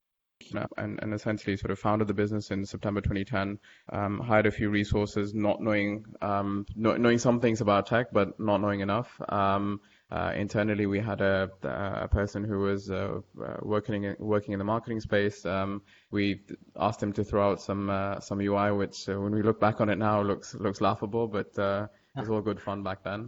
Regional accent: Dubai, United Arab Emirates; I pretty much spent most of my life growing up in Dubai

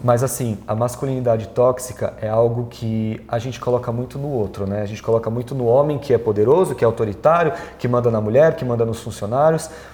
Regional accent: Brazil; eu sou italiano, sou latino, sou brasileiro

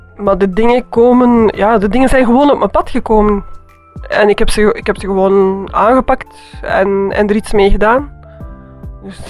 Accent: Antwerp, Flanders, Belgium; moved away; also born or lived in Bruges; als kind, dat was in Antwerpen.

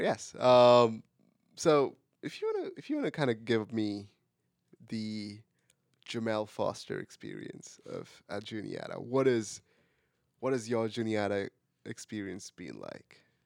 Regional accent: India; English is a second language; moved away as an adult; now in United States; I am from India.

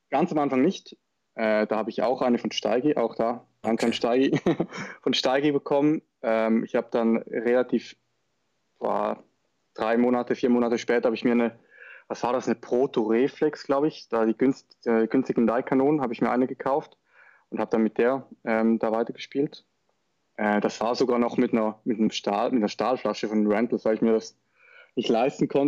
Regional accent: Schaffhausen, Switzerland; Ich komme aus der Schweiz, aus Schaffhausen, also sprich aus dem Norden.

